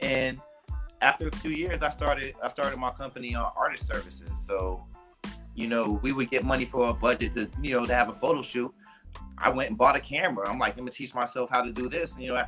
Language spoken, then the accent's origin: English; Boston, Massachusetts, United States; also born or lived in North Carolina; now in Miami, United States; I'm originally from Boston, Massachusetts. And I spent a lot of my life in North Carolina, Eastern North Carolina and North Carolina. Now I've been in Miami area.